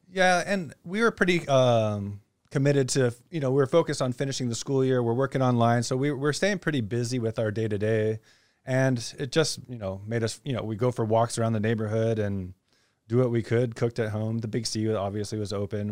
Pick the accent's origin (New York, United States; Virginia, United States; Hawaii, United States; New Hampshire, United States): Hawaii, United States; also born or lived in Kansas City area / China; now in Phuket, Thailand; I'm from Hawaii, so I get to share some of my childhood growing up and learning to respect and, and honor the ocean